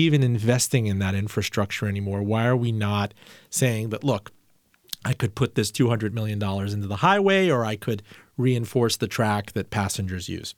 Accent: Miami, Florida, United States; moved away as an adult; somebody growing up in Miami

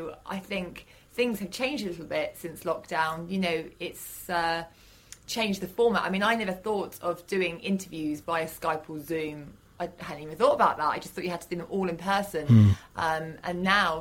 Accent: Fareham, South East England, United Kingdom; now in London, United Kingdom; my hometown, Fareham

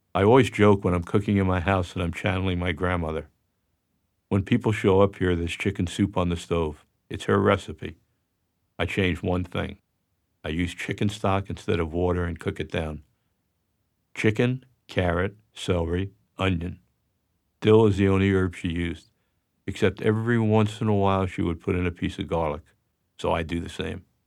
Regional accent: New York, United States; I was born on October eighteenth, nineteen forty-five in Jackson Heights, Queens. We lived in an apartment there until I was in the third grade.

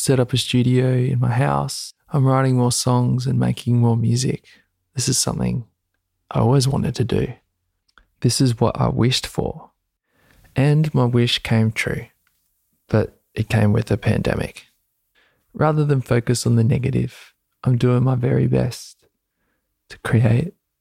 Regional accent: Gold Coast, Queensland, Australia; moved away as an adult; now in Byron Bay, Australia; I was brought up on the Gold Coast in Queensland, Australia by my Australian father and my Samoan mother

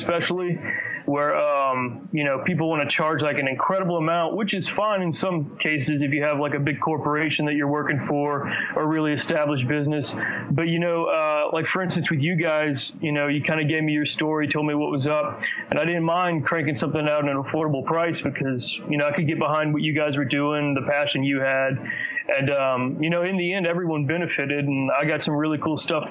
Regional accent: Gonzales, Louisiana, United States; moved away as an adult; now in Baton Rouge, United States; I'm actually from Gonzales, which is 30 minutes towards New Orleans, but I've been here the last 7 years

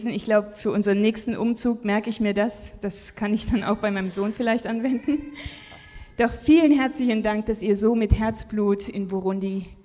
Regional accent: Japan; Also ich bin selber in Japan groß geworden und ich weiß nicht, ob das heute noch so ist.

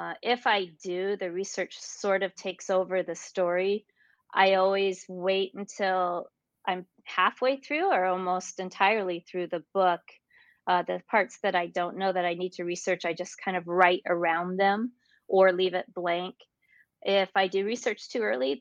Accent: North Dakota, United States; now in Illinois, United States; I was raised in North Dakota, and North Dakota is quite rural.

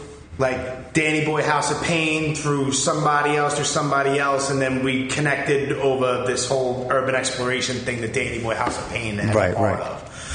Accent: New York City, New York, United States; I grew up, like, I'm originally from Canarsie.

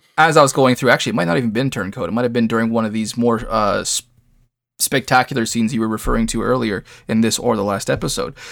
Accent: Canada; I'm a Canadian. I have a lot of East Coast influence

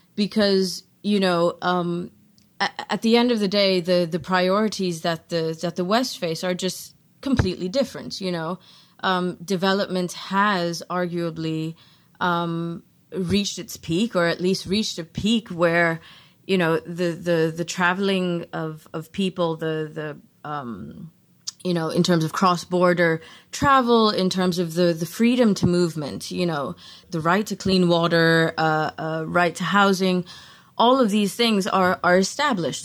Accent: South Africa; moved away; also born or lived in Netherlands; I'm South African myself

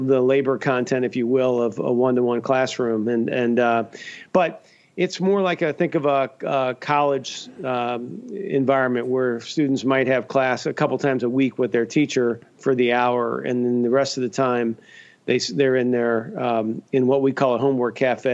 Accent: Cincinnati, Ohio, United States; now in Grand Rapids, United States; I grew up in Cincinnati, Ohio

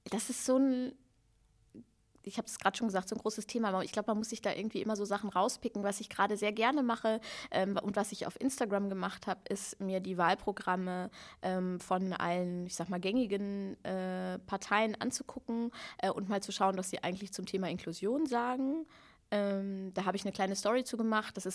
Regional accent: Hannover, Lower Saxony, Germany; ich komme aus Hannover, ich lebe in Linden

